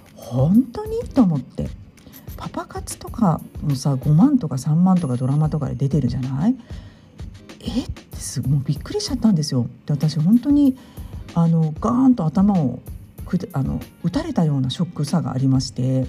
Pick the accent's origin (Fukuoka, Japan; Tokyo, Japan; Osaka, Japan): Tokyo, Japan; now in France; 神楽坂っていう新大久保からまた十分十五分ぐらいのところに生まれ育っ行った場所がありまして